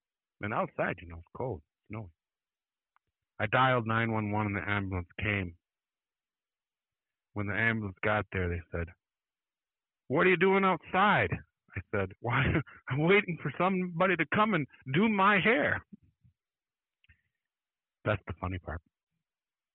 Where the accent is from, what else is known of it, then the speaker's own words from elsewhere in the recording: Mancelona, Michigan, United States; moved away; I would go up to my hometown in Mancelona